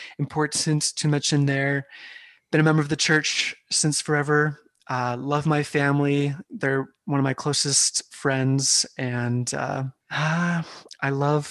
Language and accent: English; Carlsbad, California, United States; moved away as an adult; I grew up in Carlsbad, California, which is just north of San Diego, all my life until I went to Brigham Young University